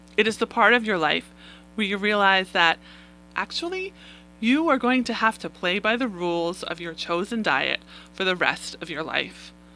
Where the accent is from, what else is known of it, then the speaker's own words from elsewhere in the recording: New York City, New York, United States; I am a native New Yorker. I grew up on Staten Island, the place in New York City